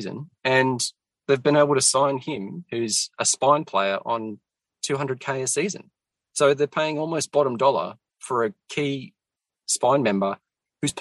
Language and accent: English; Central Coast, New South Wales, Australia; Yeah, so I grew up on the Central Coast